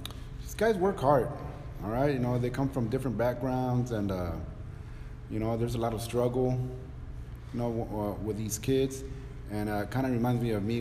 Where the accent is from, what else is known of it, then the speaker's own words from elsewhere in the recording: Donna, Texas, United States; also born or lived in Chicago; Came down here about second, third grade, and I was raised here in Donna. I graduated from Donna High School, 1993